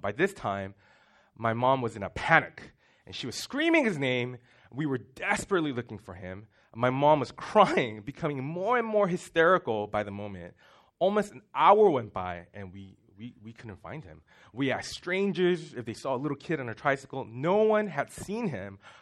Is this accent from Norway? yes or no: no; Singapore; moved away; we grew up in Singapore